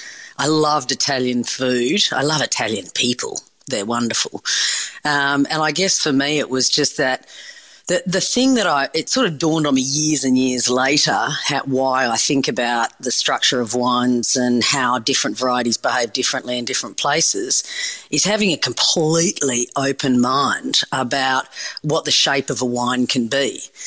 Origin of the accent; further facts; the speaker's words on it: Perth, Western Australia, Australia; I mean, when growing up in Perth, I grew up on the beach and that was beautiful.